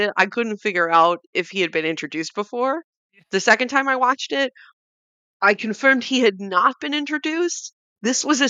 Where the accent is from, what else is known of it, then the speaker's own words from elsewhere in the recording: New York, United States; born in the city, raised in the suburbs, back in the city